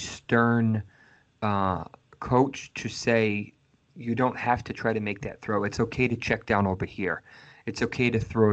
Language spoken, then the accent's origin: English; Massachusetts, United States; I'm born and raised in Massachusetts.